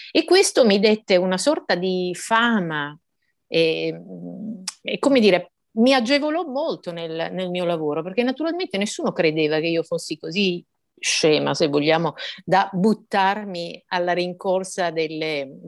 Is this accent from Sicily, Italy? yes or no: yes; Messina, Sicily, Italy; moved away as an adult; also born or lived in Palermo / Rome; io sono nata a Messina, come lei diceva, sono cresciuta là, eh, me ne sono andata a 21 anni dalla città perché, per andare a fare il giornalismo, insomma, prima a Palermo, poi a Roma.